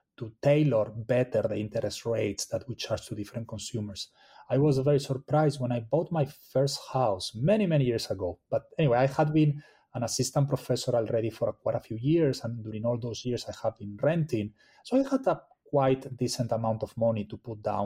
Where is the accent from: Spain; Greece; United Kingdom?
Spain; now in United States; I'm originally from Spain